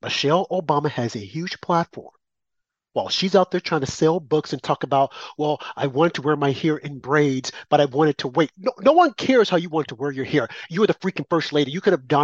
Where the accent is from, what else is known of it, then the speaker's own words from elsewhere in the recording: the South, United States; I'm from the South